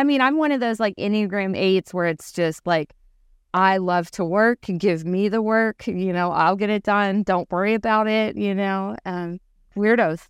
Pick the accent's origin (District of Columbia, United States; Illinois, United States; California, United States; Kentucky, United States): Kentucky, United States; Louisville; now in Big Bear Lake, United States; I'm from Louisville, Kentucky.